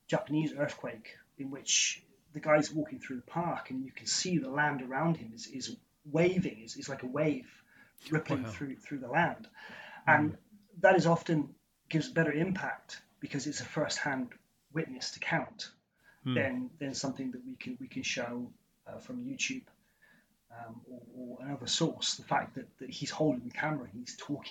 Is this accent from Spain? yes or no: no; Somerset, South West England, United Kingdom; I grew up in Somerset, in the southwest of England.